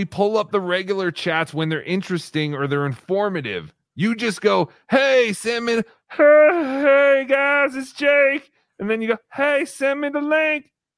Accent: Colorado, United States; I'm from Colorado.

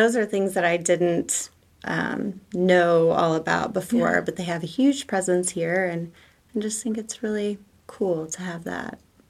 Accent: Tulsa, Oklahoma, United States; born there; now in Tahlequah, United States; I was born in Tulsa. I love Tulsa, but it's a huge city.

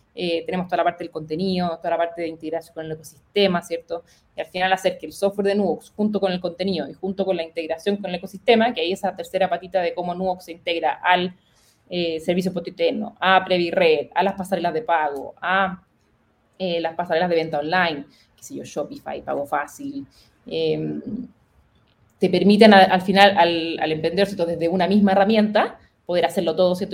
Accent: Chile; moved away; also born or lived in United States

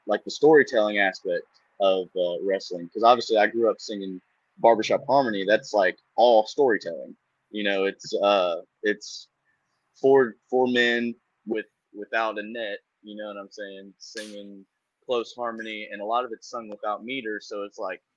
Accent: Eastern Kentucky, United States; also born or lived in Huntington, West Virginia area; now in Raleigh, United States; But I'm from Eastern Kentucky. I'm from the Huntington, West Virginia kind of area

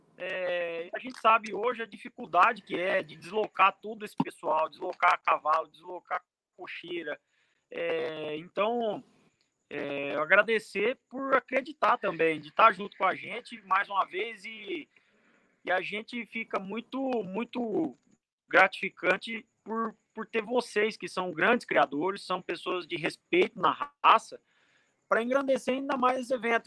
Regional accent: Cuiabá, Mato Grosso, Brazil; eu sou de Cuiabá, eu sou natural de Cuiabá

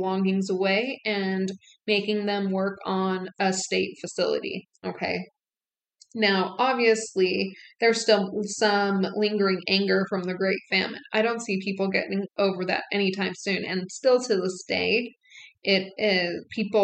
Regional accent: United States; being an American

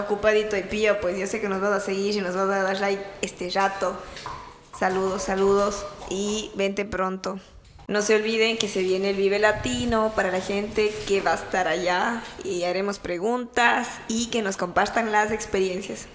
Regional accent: Ecuador; now in Myrtle Beach, United States; somos ecuatorianos, venimos de diferentes ciudades

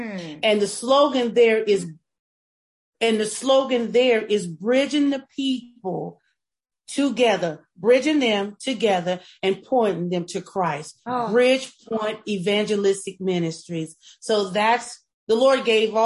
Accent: South Florida, United States; growing up in South Florida

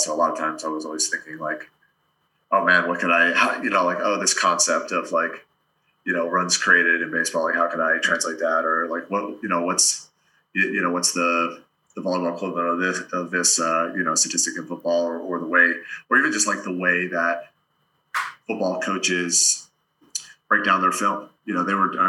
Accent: Delaware, United States; I grew up in Delaware, played Division III volleyball

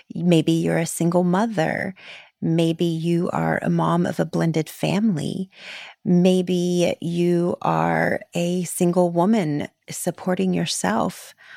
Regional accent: Florida, United States; I grew up in Florida

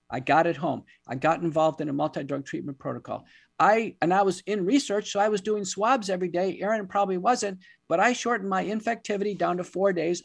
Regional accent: United States; as an American

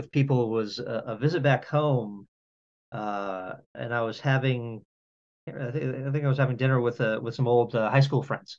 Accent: outside Boston, Massachusetts, United States; moved away as an adult; now in Los Angeles, United States; I grew up outside Boston

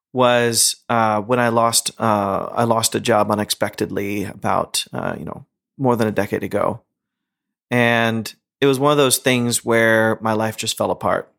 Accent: India; As rebellious as an Indian can be

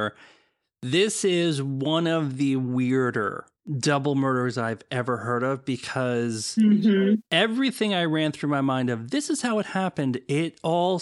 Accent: United States; As an American

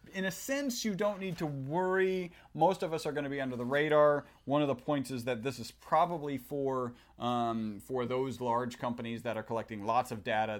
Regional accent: Texas, United States; We are from Texas

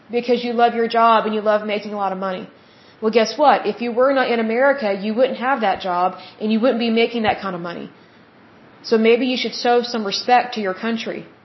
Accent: United States

